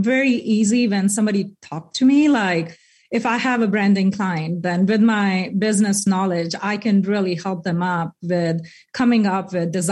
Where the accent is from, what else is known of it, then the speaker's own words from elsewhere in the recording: India; moved away as an adult; now in Bentonville, United States; I'm from India